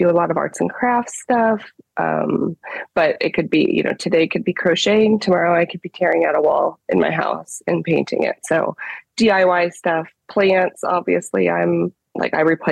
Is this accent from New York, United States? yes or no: no; Florida, United States; moved away as an adult; also born or lived in Ohio / West Virginia; now in Buckhannon, United States; I grew up in Florida